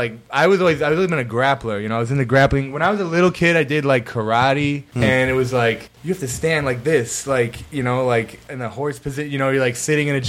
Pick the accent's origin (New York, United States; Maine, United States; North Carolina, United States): New York, United States; Rochester; I'm from Rochester, like upstate, like Section 5.